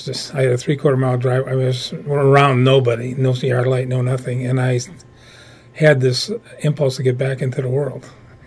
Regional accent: Chicago, Illinois, United States; moved away as an adult; also born or lived in Minnesota; Actually, I'm originally from Chicago.

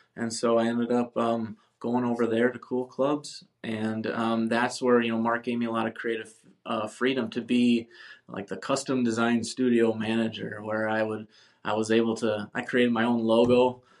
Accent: Wisconsin, United States; moved away as an adult; also born or lived in Minneapolis; now in San Diego, United States; I moved back um, to my hometown, Wisconsin

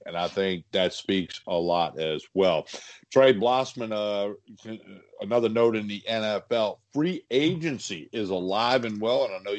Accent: New Orleans, Louisiana, United States; I grew up in New Orleans. I was a young kid when the New Orleans Saints, you know, became the New Orleans Saints.

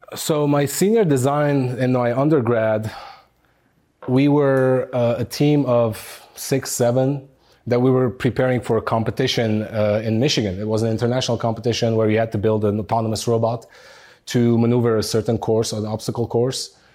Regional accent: Beirut, Beirut Governorate, Lebanon; moved away as an adult; now in United States; growing up in Beirut, Lebanon. Uh, I spent my childhood all the way up to age 23 there until I moved to the United States.

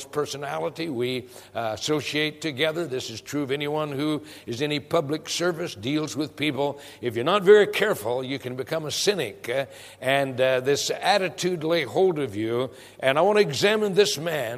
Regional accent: Prescott, Arizona, United States; I grew up in Prescott, Arizona

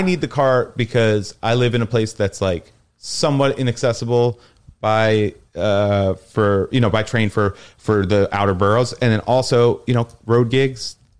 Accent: Rockland County, New York, United States; also born or lived in Bronx, New York; I was born in the Bronx, but I was raised in a place called Rockland County, which is like on the other side of the Hudson River from Westchester. So not New Jersey.

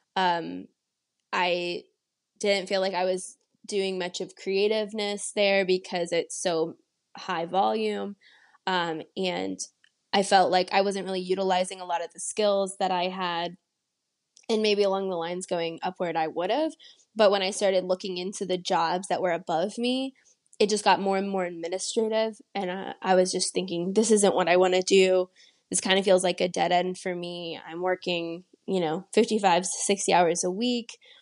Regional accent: San Antonio, Texas, United States; also born or lived in Pittsburgh; I'm originally from San Antonio, Texas, and I grew up mostly there

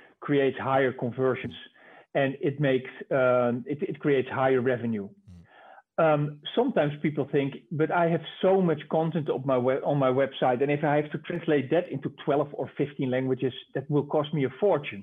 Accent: Netherlands; English is a second language; I'm from the Netherlands myself. We have one of the highest competencies of speaking English in the world

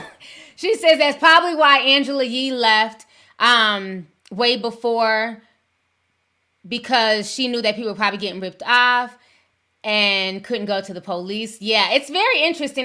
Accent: Midwest, United States; I'm from the Midwest.

